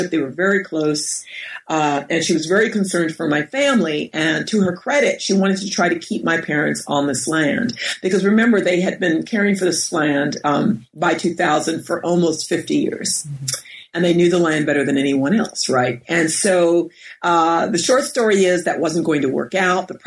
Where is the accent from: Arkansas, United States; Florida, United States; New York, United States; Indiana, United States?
New York, United States; Westchester County; now in Berkeley, United States; I grew up in New York and we're about 30 minutes outside of the city in Westchester County. My parents come from Floyd uh, County in Virginia and they grew up, you know, poor black folks like a lot of people did um, during the 30s, 40s, and 50s.